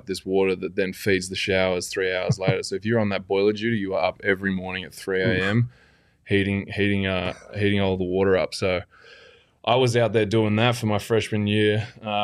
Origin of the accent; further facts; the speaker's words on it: Australia; moved away as an adult; now in Phoenix, United States; I'm Australian.